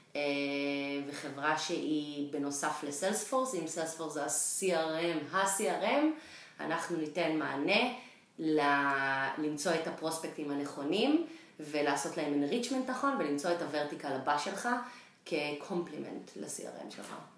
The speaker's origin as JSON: {"language": "Hebrew", "country": "Israel", "also_born_or_lived": "Boston / New York", "moved": "as an adult", "lives_now": "San Francisco, United States", "said": "אני ישראלית במקור, גרה היום בסן פרנסיסקו"}